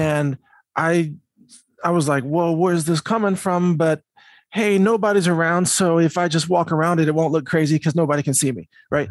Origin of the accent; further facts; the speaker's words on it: Midwest, United States; I grew up in the Midwest, went to university in the Midwest